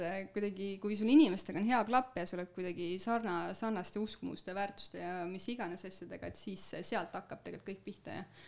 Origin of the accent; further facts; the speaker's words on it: Sangaste, Valga County, Estonia; mina olen äh, pärit Sangaste alevikust